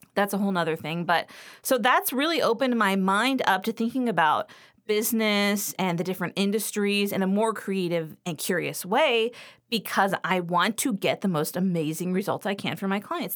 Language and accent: English; Los Angeles, California, United States; now in Western Pennsylvania, United States; I grew up in Los Angeles